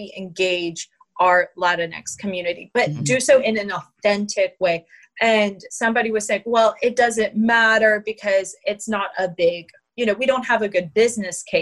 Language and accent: English; Dahlonega, Georgia, United States; I grew up in Dahlonega, Georgia, in a small town